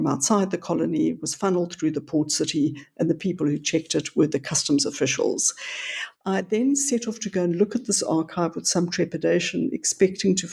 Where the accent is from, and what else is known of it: South Africa; born or raised there; also born or lived in Johannesburg